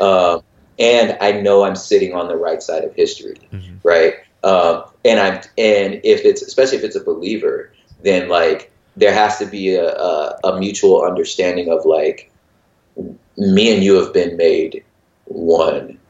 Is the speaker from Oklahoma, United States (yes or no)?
no; Los Angeles, California, United States; I'm originally from Los Angeles